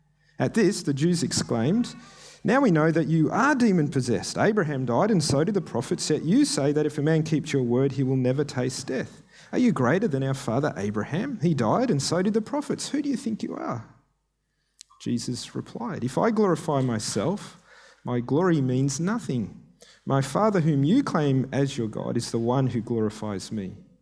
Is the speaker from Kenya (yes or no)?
yes; Kenya; I grew up in Kenya as an MK. My parents were missionaries there.